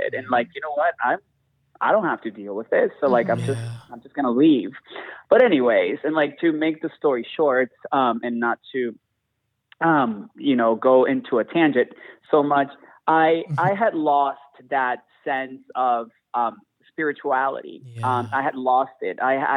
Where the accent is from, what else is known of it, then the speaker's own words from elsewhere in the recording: Venezuela; also born or lived in Houston; now in Chicago, United States; I was born in Venezuela and mm-hmm. I grew up in a very, very Catholic family